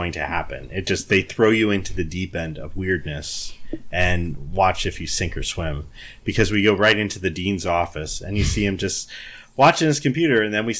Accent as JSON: {"language": "English", "region": "Michigan", "country": "United States", "said": "I'm from Michigan"}